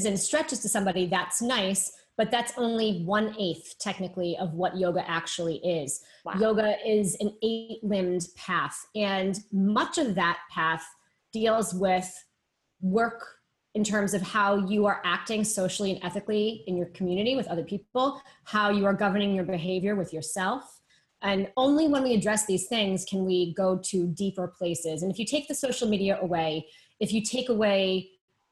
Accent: Boston, Massachusetts, United States; now in New York, United States; I'm based in New York. I'm originally from Boston.

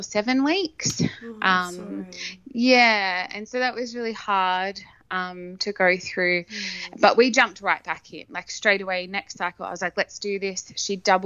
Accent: Campbelltown, New South Wales, Australia; now in Brisbane, Australia; I am originally from Campbelltown in Sydney

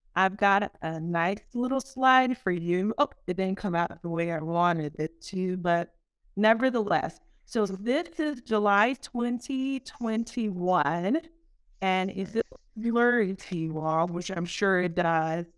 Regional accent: Haiti; moved away; I'm a girl from Haiti, the, the poorest country in the Western Hemisphere

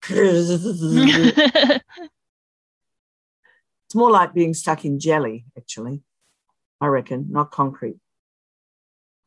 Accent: Australia; I'm Australian

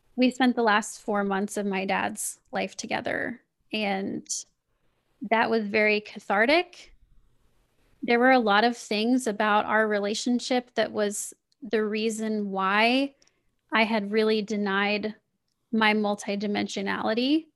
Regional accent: Kansas City, Missouri, United States; I grew up, I grew up in Kansas City

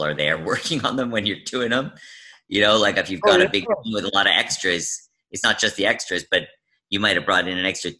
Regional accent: Vancouver, British Columbia, Canada; also born or lived in United States; I was born in the States, and I moved to Canada when I was two

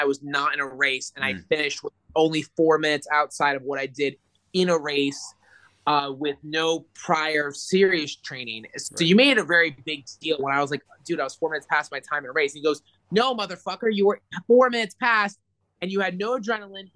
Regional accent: Orlando, Florida, United States; I'm from Orlando, which is more of a urban area, but I live in a northern part of Orlando

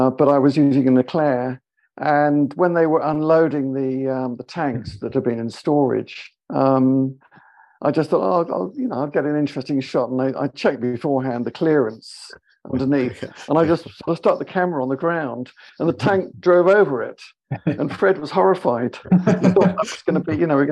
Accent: United Kingdom; British, you know, live in London.

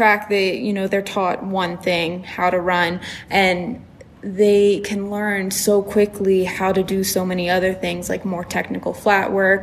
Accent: Maryland, United States; moved away; I grew up in Maryland, which is very much old school English

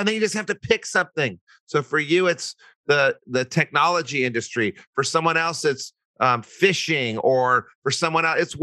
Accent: Albuquerque, New Mexico, United States; I'm from Albuquerque

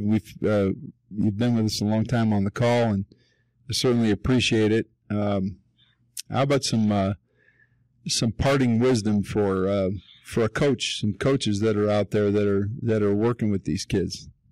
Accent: Denver, Colorado, United States; been here my whole life, born and raised, born and raised in Park Hill

